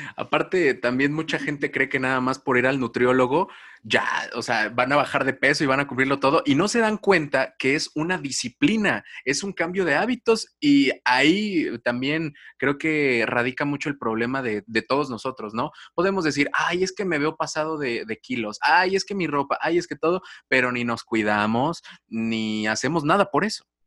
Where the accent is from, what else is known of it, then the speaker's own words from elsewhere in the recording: Mexico; como mexicanos